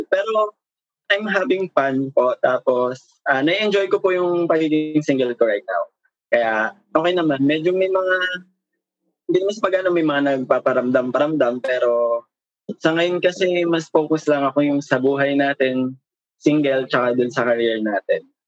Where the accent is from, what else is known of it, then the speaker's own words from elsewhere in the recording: Manila, Metro Manila, Philippines; Um, I'm 29 years old po and I'm from Manila po.